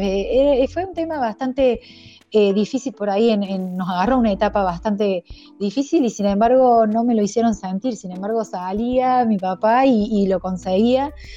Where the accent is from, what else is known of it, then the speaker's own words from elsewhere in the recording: Argentina; soy la primera argentina